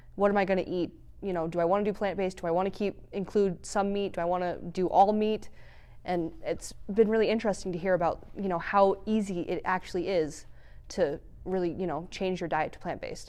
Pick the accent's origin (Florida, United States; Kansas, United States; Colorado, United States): Colorado, United States; Fort Collins; now in Grand Junction, United States; I'm not from Grand Junction. I'm from the Front Range, um, near Fort Collins